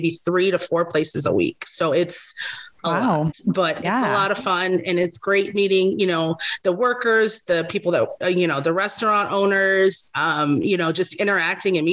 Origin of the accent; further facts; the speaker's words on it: Las Vegas, Nevada, United States; also born or lived in Los Angeles, California; I moved here to Vegas when I was 3. So I've been here ever since.